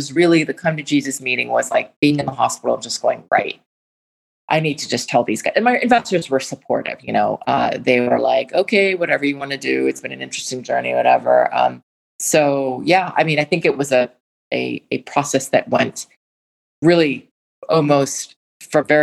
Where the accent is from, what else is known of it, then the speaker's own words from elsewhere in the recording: Washington, District of Columbia, United States; I grew up in Washington, D.C.